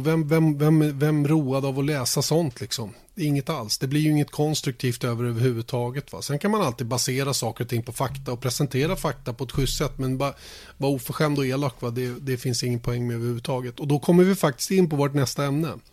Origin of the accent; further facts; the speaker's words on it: Sweden; vi som svenskar